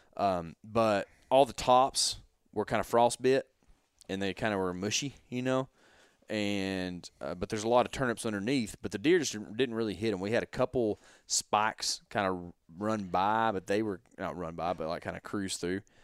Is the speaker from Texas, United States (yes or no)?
yes; Texas, United States; we're from Texas